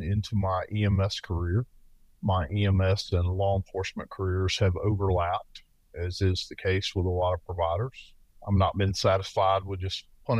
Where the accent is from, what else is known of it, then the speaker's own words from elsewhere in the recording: the South, United States; accent: Southern; moved away; I currently work in the Northwest, but I'm from the South, as you may detect from my accent